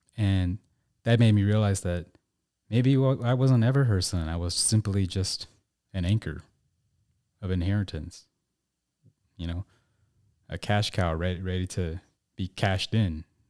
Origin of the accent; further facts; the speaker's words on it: Tulsa, Oklahoma, United States; I grew up in Tulsa, Oklahoma